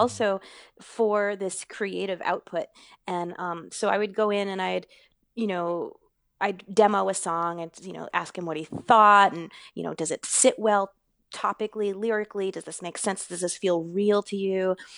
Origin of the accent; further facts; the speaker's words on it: Maine, United States; also born or lived in Boston; I grew up in Maine